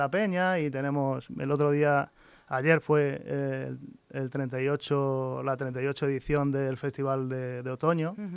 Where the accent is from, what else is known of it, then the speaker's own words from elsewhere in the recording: Toledo, Castilla-La Mancha, Spain; Porque eres toledano. Soy de Toledo